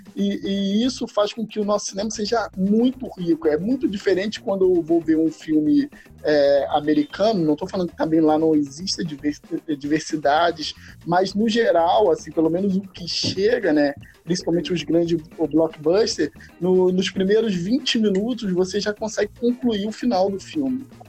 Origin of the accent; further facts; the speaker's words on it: Itaguaí, Rio de Janeiro, Brazil; sou do Rio de Janeiro, Itaguaí.